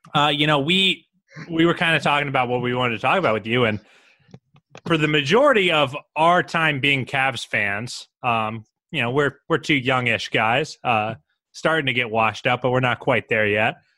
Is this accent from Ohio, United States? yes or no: yes; Columbus, Ohio, United States; I'm from Columbus